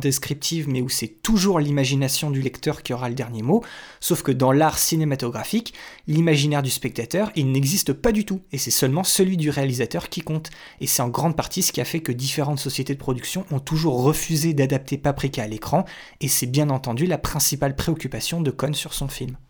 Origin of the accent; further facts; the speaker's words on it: France; chez nous en France